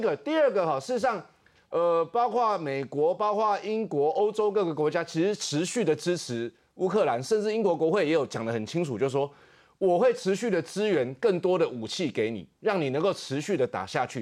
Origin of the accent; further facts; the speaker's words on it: Taiwan; 我们台湾人